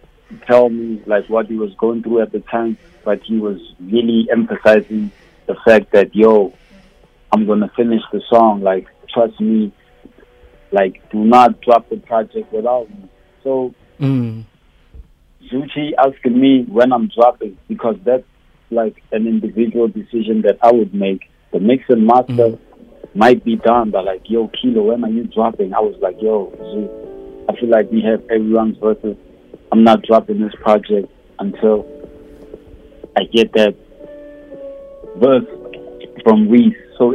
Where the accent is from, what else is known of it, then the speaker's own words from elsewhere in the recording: South Africa; as originally South African as I found, there's someone out there in South Africa who has to relate to like what I talk about on these songs